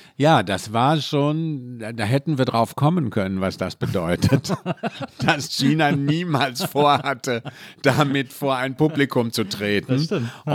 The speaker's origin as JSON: {"language": "German", "town": "Mülheim an der Ruhr", "region": "North Rhine-Westphalia", "country": "Germany", "tie": "born or raised there", "said": "bin aus dem Ruhrpott, also aus Mühlen. Schöne am Ruhr"}